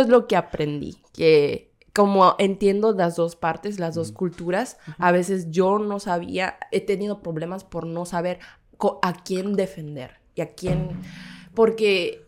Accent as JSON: {"language": "Spanish", "country": "South Korea", "said": "mi parte tímida coreana"}